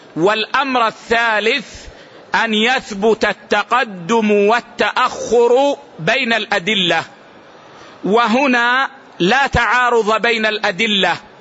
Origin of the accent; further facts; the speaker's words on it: Saudi Arabia; عندنا في السعودية